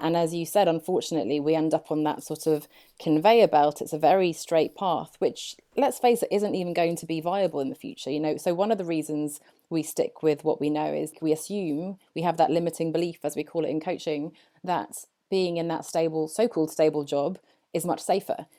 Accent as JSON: {"language": "English", "region": "England", "country": "United Kingdom", "tie": "born or raised there", "accent": "very English", "lives_now": "Poole, United Kingdom", "said": "I grew up here in England and I've just moved down to Poole on the south coast."}